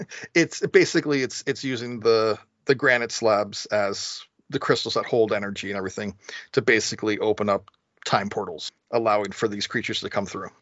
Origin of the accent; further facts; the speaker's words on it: New England, United States; Growing up in New England